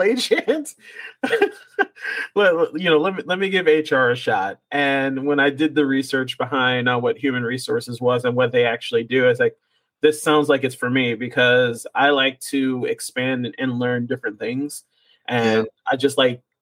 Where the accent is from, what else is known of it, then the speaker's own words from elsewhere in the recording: Ohio, United States; moved away as an adult; now in Dallas, United States; back in my hometown in Ohio